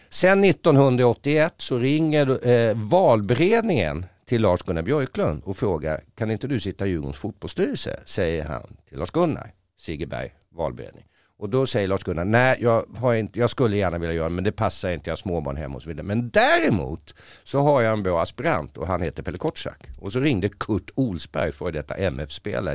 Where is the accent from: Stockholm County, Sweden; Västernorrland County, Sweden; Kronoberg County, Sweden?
Stockholm County, Sweden; Stockholm; då föddes jag här